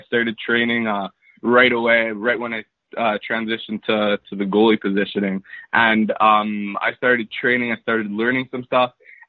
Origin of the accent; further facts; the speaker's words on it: Montreal, Quebec, Canada; So I'm from Montreal, Canada. I've lived here my whole life, born and raised.